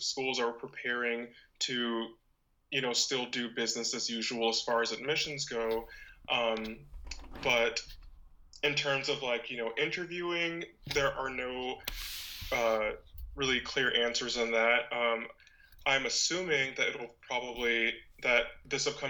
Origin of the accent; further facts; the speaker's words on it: Panama City, Florida, United States; moved away as an adult; also born or lived in Orlando, Florida / Montevallo, Alabama; now in Maryland, United States; I lived there until I was 8, and then I did essentially like all of my public schooling in Panama City.